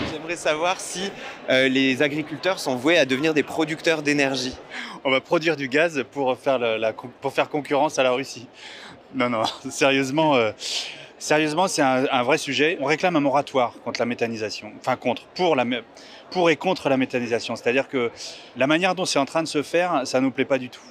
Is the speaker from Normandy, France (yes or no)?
yes; Normandy, France; comme là d'où je viens, en Normandie